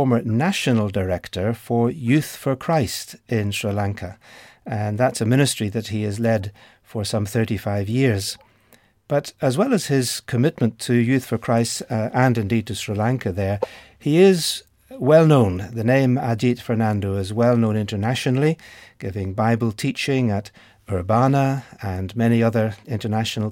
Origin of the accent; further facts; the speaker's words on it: Ireland; my home country, which is Ireland